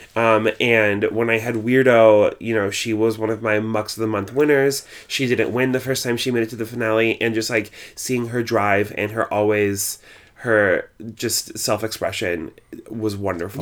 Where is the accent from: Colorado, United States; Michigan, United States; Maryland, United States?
Colorado, United States; Longmont; moved away as an adult; also born or lived in Nebraska / Laramie, Wyoming / Greeley, Colorado / Denver, Colorado; now in New York City, United States; I moved to Longmont, Colorado, which is a suburb of Boulder, uh, when I was three years old, and I lived there until I was eighteen